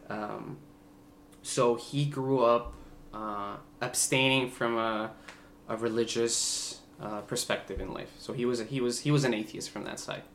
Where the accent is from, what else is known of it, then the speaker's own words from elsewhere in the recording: Bogota, Bogotá Capital District, Colombia; first language Spanish; English is a second language; now in United States; I was born in Bogota, Colombia. Um, you know, just a big Latin family